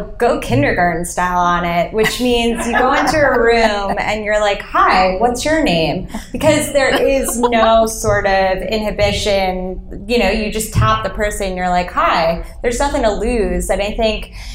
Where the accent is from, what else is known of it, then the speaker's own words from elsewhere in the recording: New York, United States; I am born and raised in New York